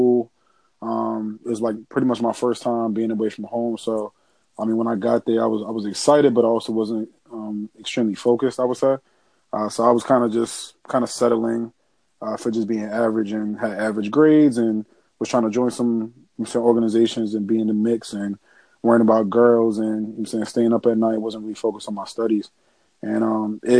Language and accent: English; New Jersey, United States; I'm from Sarasota, New Jersey.